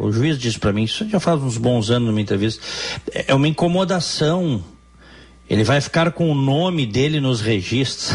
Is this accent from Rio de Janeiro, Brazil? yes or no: no; Porto Alegre, Rio Grande do Sul, Brazil; moved away as an adult; now in United States; nasci no Hospital Moinhos de Vento, vivi os primeiros anos da minha vida no bairro Petrópolis e depois parte da minha infância e da minha adolescência no bairro Moinhos de Vento